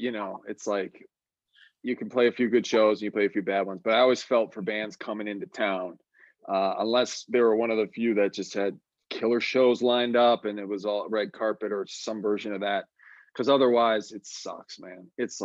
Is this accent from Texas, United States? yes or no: yes; Texas, United States; We didn't even know these guys at the time because, we're coming from Texas.